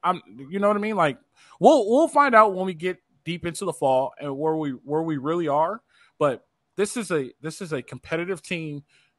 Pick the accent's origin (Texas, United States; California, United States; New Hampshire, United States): California, United States; Los Angeles; I grew up in South Central LA, 48th and Avalon. When the Coliseum was rocking, I could hear it from my house.